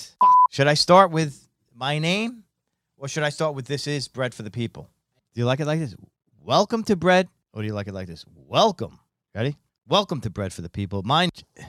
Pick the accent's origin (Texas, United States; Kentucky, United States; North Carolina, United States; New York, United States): New York, United States; Long Island; What I remember growing up in Long Island is bagels around us all everywhere.